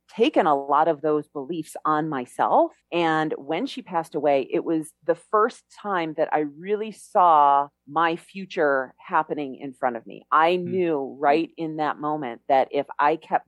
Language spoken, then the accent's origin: English; Chicago, Illinois, United States; moved away as an adult; now in Mexico; I grew up in Chicago.